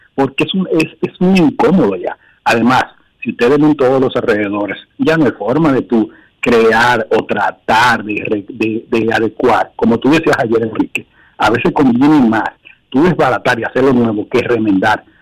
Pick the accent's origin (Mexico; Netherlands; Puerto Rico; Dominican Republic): Dominican Republic; San Pedro de Macorís